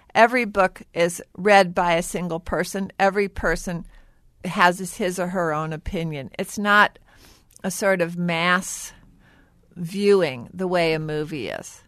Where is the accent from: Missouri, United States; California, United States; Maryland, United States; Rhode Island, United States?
Missouri, United States; St. Louis; I grew up in Saint Louis